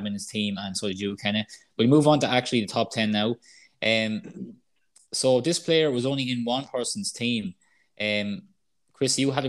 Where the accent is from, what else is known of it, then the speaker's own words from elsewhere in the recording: Ireland; we're Irish